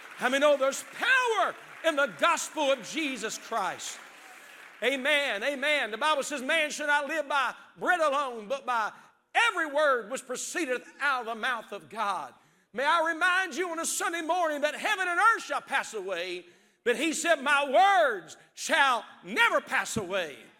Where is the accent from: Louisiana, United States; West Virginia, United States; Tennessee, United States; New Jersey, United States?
West Virginia, United States; now in Zanesville, United States; I didn't grow up in Ohio, I grew up in West Virginia